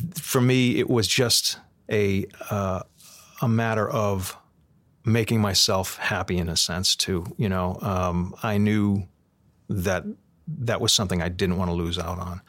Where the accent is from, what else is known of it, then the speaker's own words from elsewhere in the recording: Boston, Massachusetts, United States; growing up in Boston and, and, and, and tough times in a, in, you know, in a neighborhood where people scrambled for their money